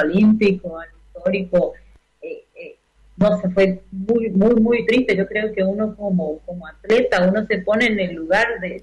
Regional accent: Tres Isletas, Chaco, Argentina; moved away as an adult; now in Brazil; yo sigo siendo argentina

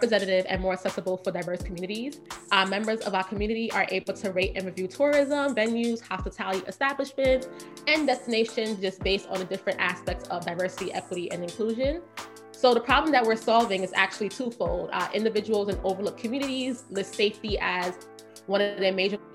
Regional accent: New York City, New York, United States; I'm from Brooklyn, grew up, Flatbush born and raised.

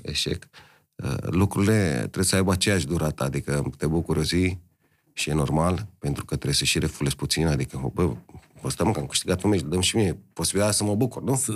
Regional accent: Romania; suntem români

